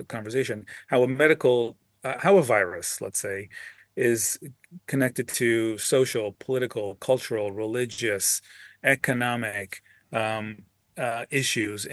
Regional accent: Los Angeles, California, United States; moved away as an adult; also born or lived in Bay Area / Boston / Washington, D.C.; now in Los Angeles, United States; I'm a California guy, born and raised in Los Angeles

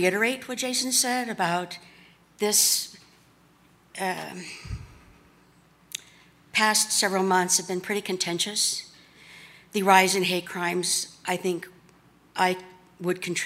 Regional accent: Wyoming, United States

